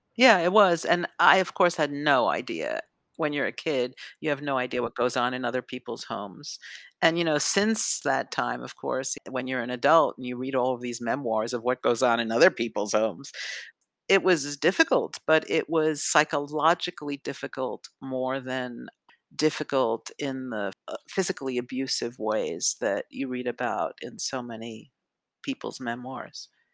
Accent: New York City, New York, United States; i grew up on the upper west side of manhattan

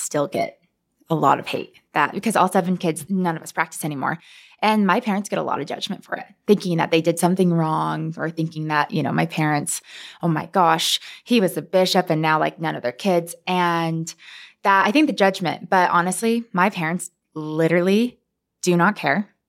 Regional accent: Bountiful, Utah, United States; I grew up here in Salt Lake City. Uh, well, I grew up in Bountiful

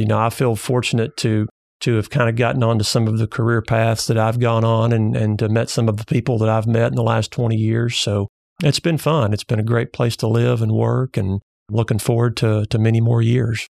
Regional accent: Bald Knob, Arkansas, United States; also born or lived in Bryant, Arkansas / Arkadelphia, Arkansas; I'm a Arkansas native. I was raised in Bald Knob, Arkansas.

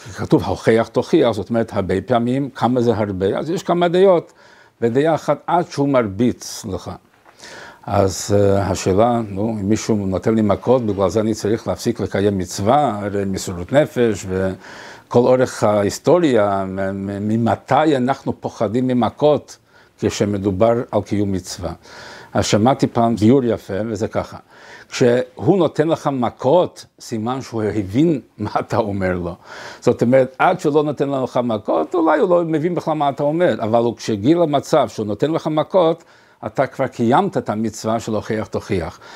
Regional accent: Montevideo, Uruguay; אני ממונטווידאו

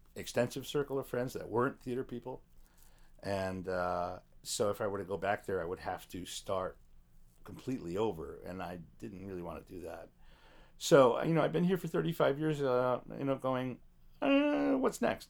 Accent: Chicago, Illinois, United States; moved away as an adult; also born or lived in New York; now in Los Angeles, United States; I was in the top ten percent of my class in a magnet school in Chicago

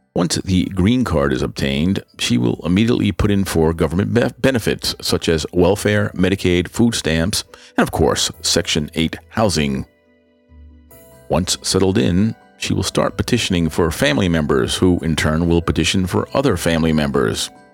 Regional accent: New York City, New York, United States; moved away as an adult; also born or lived in Manhattan, New York / Long Island, New York; I was born on the Upper West Side of Manhattan, but grew up mainly in the borough of the Bronx

